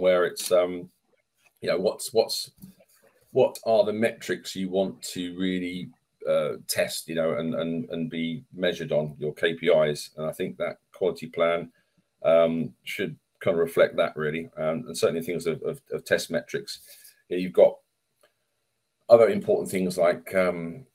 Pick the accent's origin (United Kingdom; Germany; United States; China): United Kingdom; England; I'm English